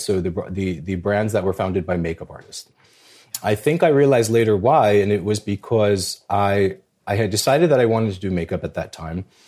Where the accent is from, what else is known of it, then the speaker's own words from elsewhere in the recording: New York City, New York, United States; when I was growing up in the Bronx, uh, I'm a, I'm a, I'm a child of Albanian immigrant parents